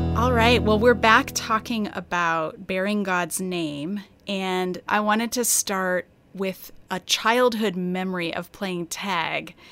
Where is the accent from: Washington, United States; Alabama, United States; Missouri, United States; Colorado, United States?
Colorado, United States; I grew up in Colorado